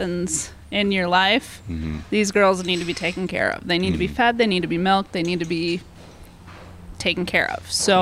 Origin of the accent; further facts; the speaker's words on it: Madison, Wisconsin, United States; I grew up in Madison.